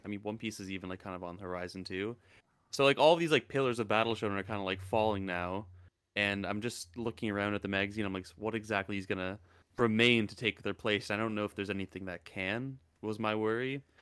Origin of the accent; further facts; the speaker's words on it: Canada; I'm Canadian